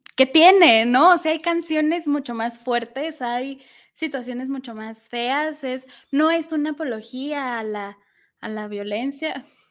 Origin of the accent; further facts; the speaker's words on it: Mexico; como sociedad mexicana